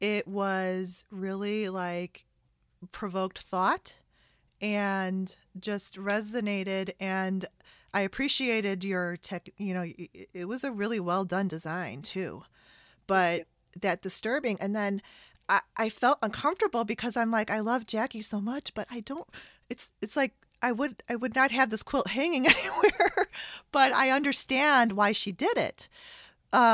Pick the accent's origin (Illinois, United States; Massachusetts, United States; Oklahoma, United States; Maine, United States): Illinois, United States; Chicago; I'm from Chicago